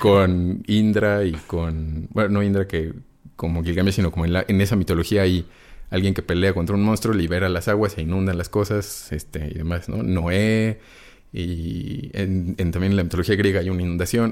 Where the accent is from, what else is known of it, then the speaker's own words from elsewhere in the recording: Mexico City, Mexico; Yo soy chilango